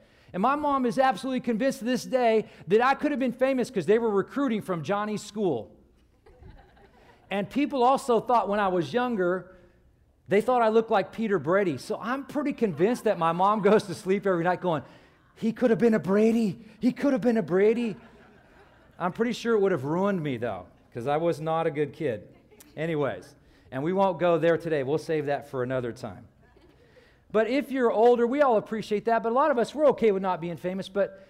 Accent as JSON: {"language": "English", "country": "Ireland", "said": "Now, you may not know this, but I'm originally from Ireland. My family's Irish, obviously. And my parents have the Irish brogue."}